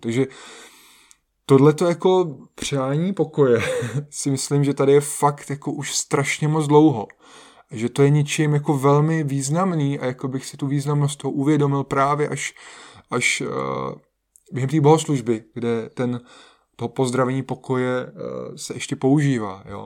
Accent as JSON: {"language": "Czech", "country": "Czechia", "said": "u nás v Čechách"}